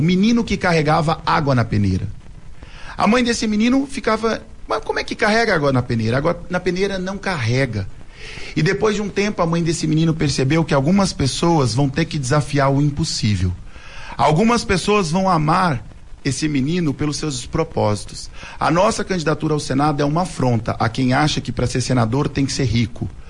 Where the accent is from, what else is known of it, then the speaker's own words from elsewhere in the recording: Ivinhema, Mato Grosso do Sul, Brazil; sou a primeira leva de Sumato Grossense, nasci em 1983 em Vinhema